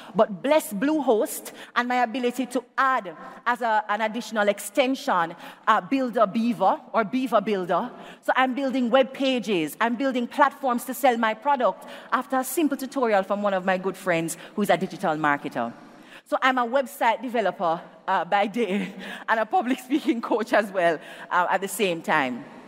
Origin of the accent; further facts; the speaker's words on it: Jamaica; as a Jamaican